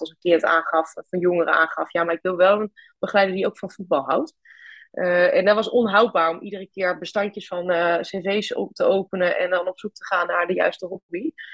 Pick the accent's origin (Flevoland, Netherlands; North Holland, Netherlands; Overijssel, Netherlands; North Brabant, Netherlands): Overijssel, Netherlands; Twente; moved away as an adult; now in Groningen, Netherlands; ik ben oorspronkelijk kom ik uit Twente